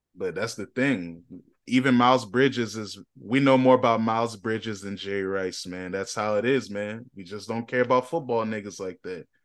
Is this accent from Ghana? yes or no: yes; Ghana; I'm a Ghanaian